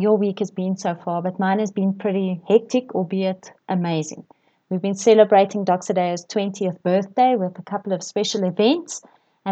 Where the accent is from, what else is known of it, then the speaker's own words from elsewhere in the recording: KwaZulu-Natal, South Africa; I grew up in KwaZulu-Natal, and my sisters and I spent our fair share of time on the beach